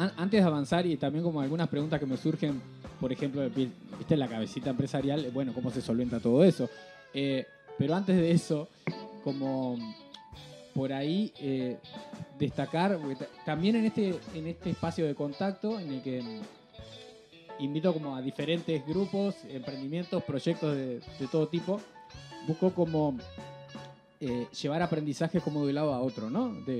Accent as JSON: {"language": "Spanish", "town": "Rosario", "region": "Colonia", "country": "Uruguay", "said": "nosotros como, como rosarinos recibirles acá en el estudio de Rosario FM"}